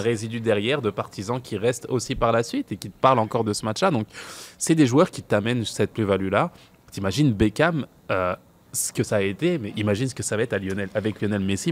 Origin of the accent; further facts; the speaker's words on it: France; en tant que Français